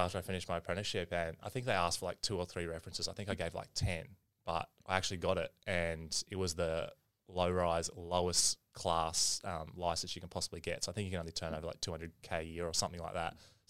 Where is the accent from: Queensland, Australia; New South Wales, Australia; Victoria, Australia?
Queensland, Australia; Brisbane; born there; Yeah, mate, I was born in Wesley Hospital, so living in Paddington at the moment, haven't gone far, one suburb across.